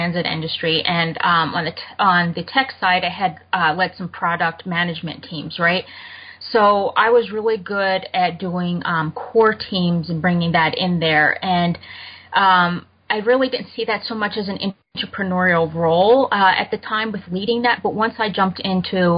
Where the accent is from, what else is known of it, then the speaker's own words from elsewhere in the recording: Germany; moved away; I grew up in Germany